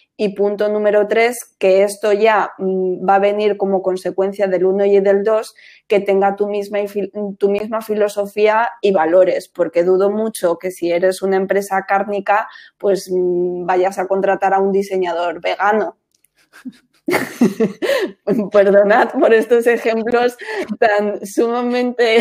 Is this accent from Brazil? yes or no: no; Madrid, Community of Madrid, Spain; moved away; also born or lived in Costa del Sol; claro que soy española, yo soy de Madrid, del barrio de Manoteras, de Hortaleza